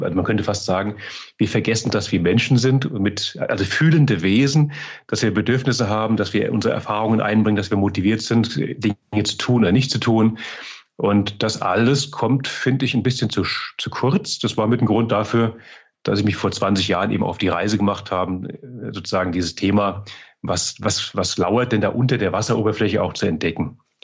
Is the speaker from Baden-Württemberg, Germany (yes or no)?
no; Mainz, Rhineland-Palatinate, Germany; moved away as an adult; also born or lived in Frankfurt region; now in Altmühltal, Germany; Ich bin ja, auch wenn ich heute im Altmühltal wohne, gebürtiger Mainzer, Mainzer Bub